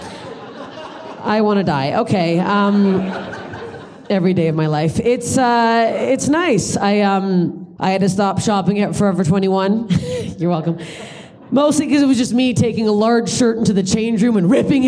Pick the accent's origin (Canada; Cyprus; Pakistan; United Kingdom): Canada; now in Los Angeles, United States; I'm Canadian.